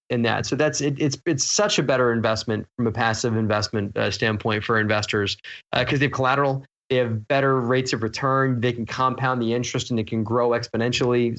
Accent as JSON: {"language": "English", "town": "Baltimore", "region": "Maryland", "country": "United States", "tie": "born or raised there", "said": "I grew up in Baltimore"}